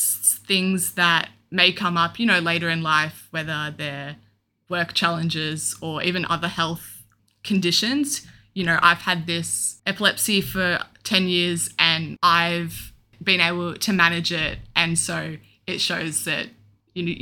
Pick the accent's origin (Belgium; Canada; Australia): Australia; Melbourne, Victoria; I'm 22 and I'm from Melbourne.